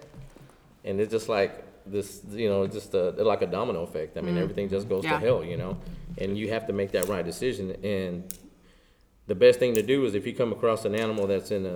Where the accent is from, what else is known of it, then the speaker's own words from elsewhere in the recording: Lubbock, Texas, United States; now in Fort Worth, United States; I'm from Lubbock. I'm originally from Lubbock, West Texas, okay? And I'm actually from outside of Lubbock